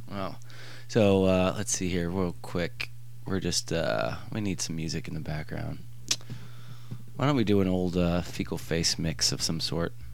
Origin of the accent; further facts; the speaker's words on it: Toledo, Ohio, United States; now in San Francisco, United States; Originally. Yes. Which I've, I've I grew up in Ohio pretty much.